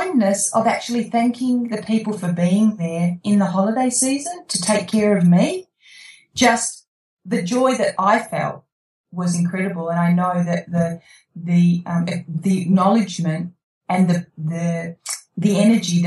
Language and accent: English; Australia; I'm an Aussie